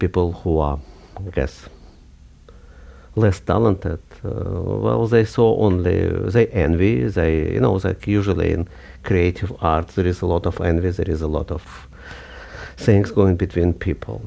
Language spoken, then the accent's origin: English; Kharkiv, Kharkiv Oblast, Ukraine; moved away; I was born in 1948 in Kharkov, which was then Ukraine, but still Soviet Union.